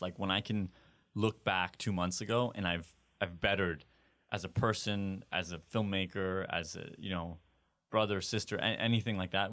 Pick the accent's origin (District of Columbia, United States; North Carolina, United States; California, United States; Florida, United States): California, United States; growing up in California